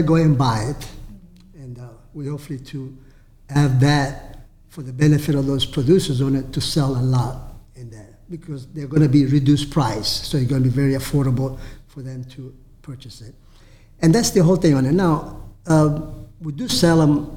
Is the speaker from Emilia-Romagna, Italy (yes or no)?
no; Alessandria della Rocca, Sicily, Italy; now in Tampa, United States; Alessandria della Rocca, which is my hometown where I was born